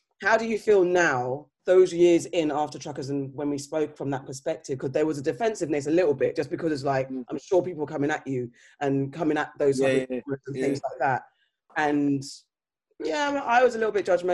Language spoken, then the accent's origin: English; Ghana; being Ghanaian